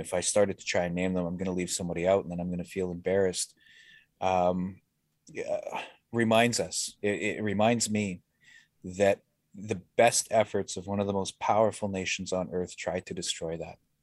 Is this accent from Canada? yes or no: yes; Winnipeg, Manitoba, Canada; I grew up in the North End, you know, as a, as a half-breed